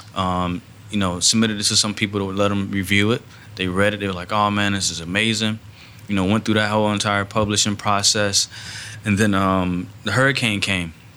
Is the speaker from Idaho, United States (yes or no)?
no; Miami, Florida, United States; moved away as an adult; now in Fort Myers, United States; I'm originally from uh, Liberty City, Miami, born and raised there um, my whole life